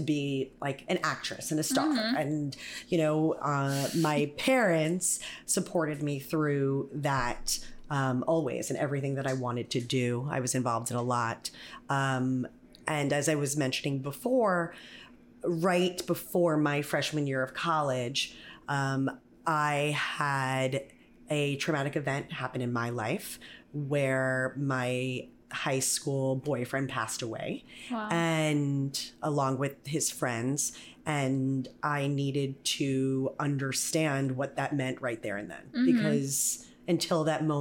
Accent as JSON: {"language": "English", "town": "Atlantic Beach", "region": "New York", "country": "United States", "tie": "born or raised there", "accent": "Long Island", "said": "I grew up on Long Island"}